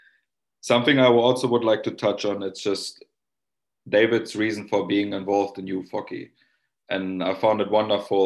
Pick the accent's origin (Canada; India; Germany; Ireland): Germany; now in Finland; I'm from Germany